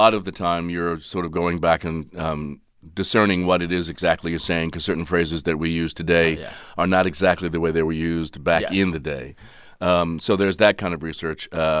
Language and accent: English; New York, United States; I'm an East Coaster. I go back to the East Coast. {S0} Where are you from? {S1} New York.